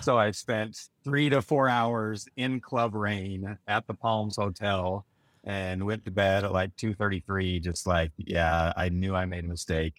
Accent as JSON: {"language": "English", "town": "Sugar City", "region": "Idaho", "country": "United States", "said": "I'm from Sugar City, Idaho, little farming community, thousand people."}